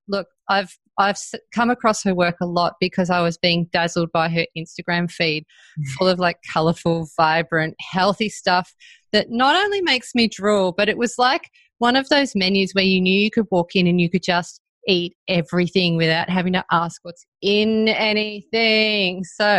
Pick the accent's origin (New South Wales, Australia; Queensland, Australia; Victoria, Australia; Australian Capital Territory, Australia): Victoria, Australia; Melbourne; moved away; Oh, I'm so jealous I don't live closer because I'm from Melbourne. But I left Melbourne before you guys really existed.